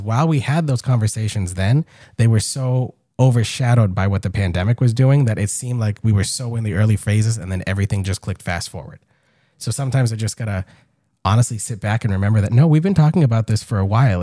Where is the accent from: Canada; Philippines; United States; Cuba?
United States; Gardner, Massachusetts; being twenty-eight years old, growing up here